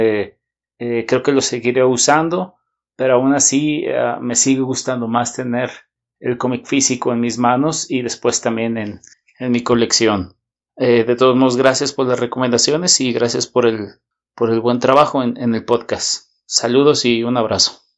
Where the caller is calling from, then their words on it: Guadalajara, Jalisco, Mexico; de Guadalajara.